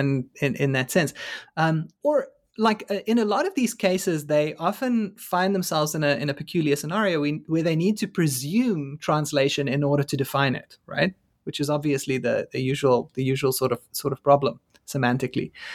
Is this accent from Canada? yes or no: no; South Africa; moved away as an adult; now in United States; as a South African